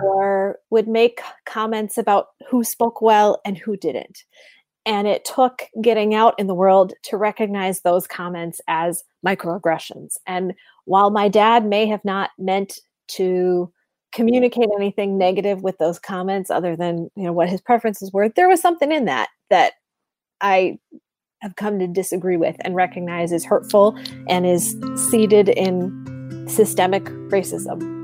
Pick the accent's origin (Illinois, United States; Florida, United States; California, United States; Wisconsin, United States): Wisconsin, United States; Sheboygan; moved away as an adult; also born or lived in Green Bay, Wisconsin; now in Richmond, United States; I grew up in Sheboygan, Wisconsin